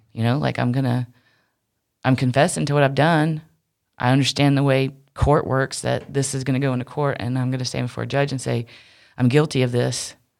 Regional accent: Wilmington, United States; moved away; also born or lived in Charlotte; the church I grew up in Wilmington was, is kind of in the country

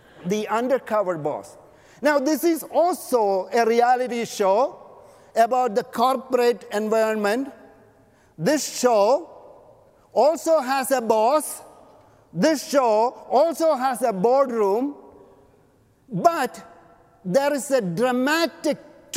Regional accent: Canada; now in Los Angeles, United States; I am a Canadian

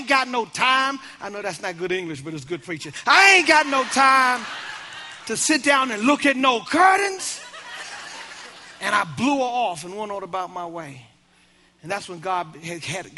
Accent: Baltimore, Maryland, United States; I'm from Baltimore.

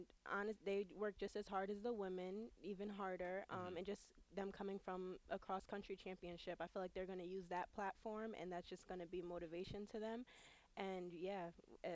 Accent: New Haven, Connecticut, United States; I'm from New Haven, Connecticut, which is only an hour

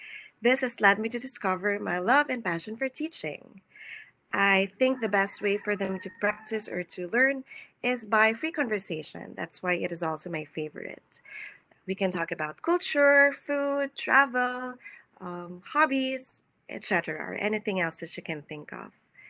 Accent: Philippines; I'm from the Philippines.

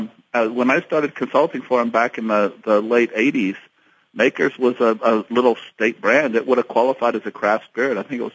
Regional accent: Dayton, Ohio, United States; moved away as an adult; also born or lived in West Point, New York; now in Louisville, United States; I grew up just outside of Dayton, Ohio

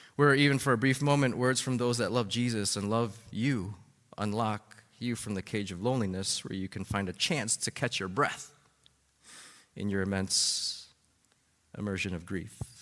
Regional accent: Chicago, Illinois, United States; my uncle, uh, who lived with his family in the house right beside, uh, our family, uh, growing up in Albany Park

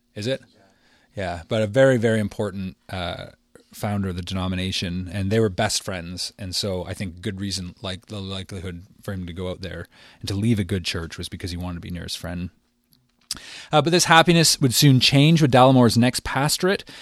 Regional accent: Windsor, Ontario, Canada; my hometown of Windsor

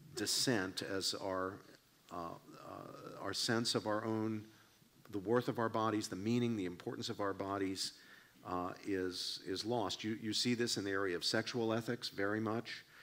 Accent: West Virginia, United States; I grew up in Appalachia, I grew up in West Virginia

